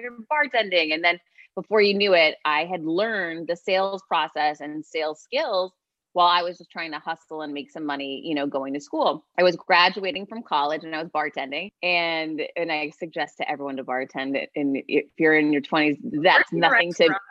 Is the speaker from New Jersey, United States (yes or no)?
no; Worcester, Massachusetts, United States; now in Miami, United States; I'm from Worcester, Massachusetts, originally. Now I live in Miami, Florida